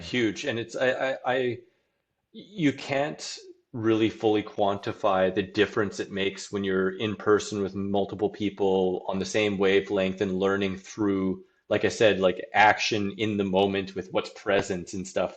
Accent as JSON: {"language": "English", "town": "Saskatoon", "region": "Saskatchewan", "country": "Canada", "tie": "born or raised there", "said": "my hometown of Saskatchewan, Saskatoon"}